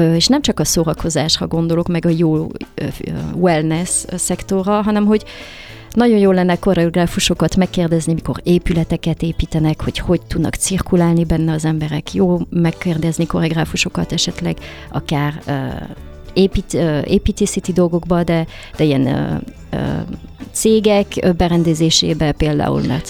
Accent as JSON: {"language": "Hungarian", "town": "Paris", "region": "Île-de-France", "country": "France", "tie": "born or raised there", "also_born_or_lived": "Hungary / London", "moved": "as an adult", "said": "én Párizsban születtem, és hát én valahogy mindig a három kultúrát mindig éreztem magamba sajátnak. Leginkább franciának éreztem magam sokáig, mert 18 évig ott éltem"}